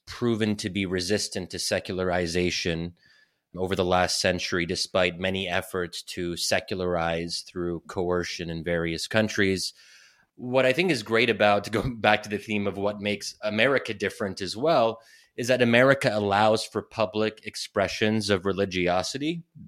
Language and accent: English; United States; if I had been born and raised in Egypt instead of the U S